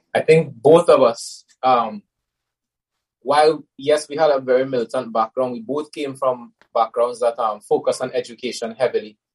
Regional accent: Trinidad & Tobago; I was born in Trinidad, both to very closed communities.

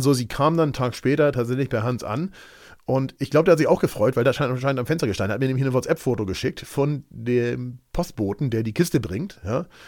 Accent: Germany; bei uns in Deutschland

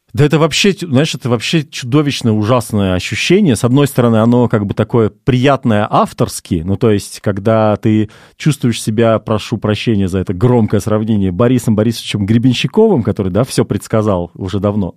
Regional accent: Russia; moved away as an adult; мы с тобой все-таки, Паш, русские люди

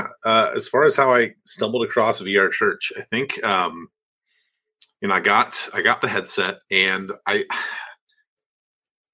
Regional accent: Northeast Ohio, United States; moved away as an adult; also born or lived in Cleveland, Tennessee; now in Birmingham, United States; I grew up in Northeast Ohio, though, before I moved to a little town called Cleveland, Tennessee, to attend a school there called Lee University.

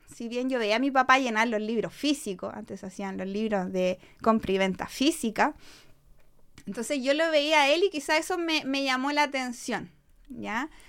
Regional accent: Maipú, Santiago Metropolitan Region, Chile; yo soy de Maipú, así que me, crié toda la vida en Maipú

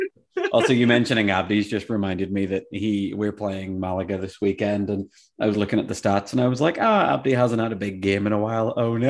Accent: Ireland; as an Irishman

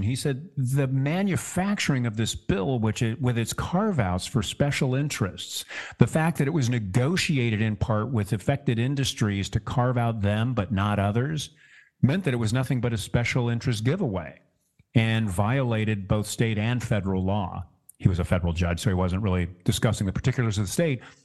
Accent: Orange County, California, United States; my hometown here in Orange County

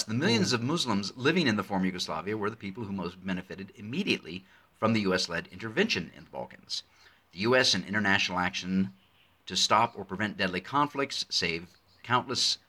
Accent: United States; I'm a proud American. I love my country

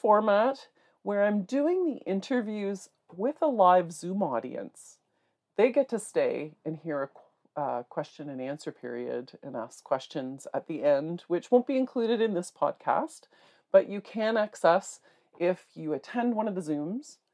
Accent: North Bay, Ontario, Canada; I'm from North Bay, Ontario

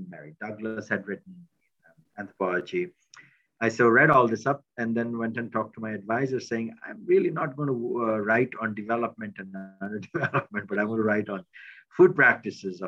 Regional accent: India; moved away as an adult; also born or lived in Delhi; now in United States; I was coming from India

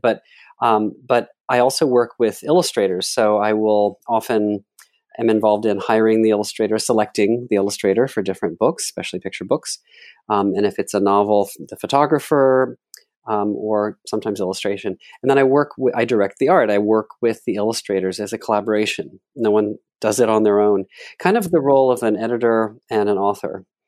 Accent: Dallas, Texas, United States; I'm from Dallas, Texas, and my mother had a local live T V show

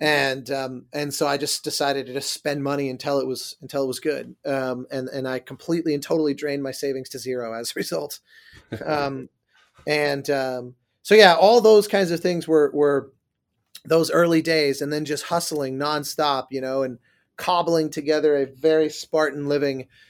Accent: Denver, Colorado, United States; moved away as an adult; also born or lived in Manhattan, New York; now in Los Angeles, United States; I grew up in Denver before that.

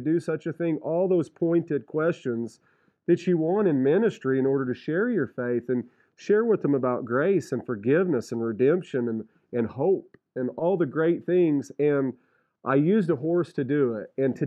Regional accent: Reserve, New Mexico, United States; also born or lived in Paris, France; I grew up in Reserve in Catron County in the Gila National Forest.

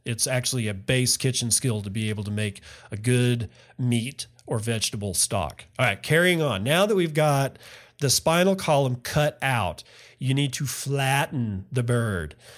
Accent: West Texas, United States; moved away; I grew up in West Texas, where it's always hot in the summers

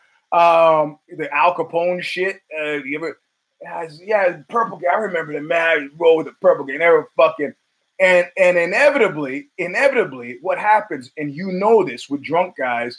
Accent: New York City, New York, United States; I'm from Brooklyn. I'm from Flatbush

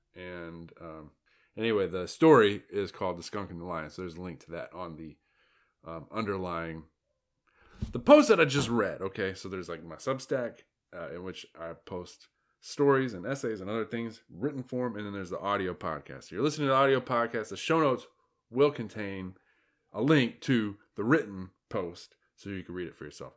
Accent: United States; I'm an American, and that's how we pronounce it over here.

